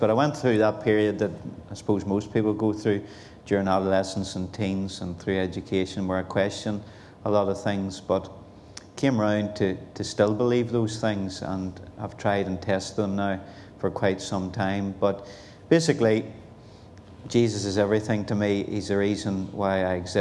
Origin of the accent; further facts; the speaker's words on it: Belfast, Northern Ireland, United Kingdom; now in Portadown, United Kingdom; I'm originally born and bred in Belfast, East in particular. And so that's where I come from, and now living in Portadown, County Armagh